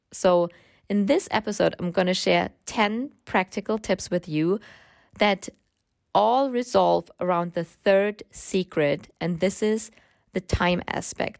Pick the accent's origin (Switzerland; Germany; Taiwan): Germany; English is a second language; I grew up in Germany, as you can hear from my accent.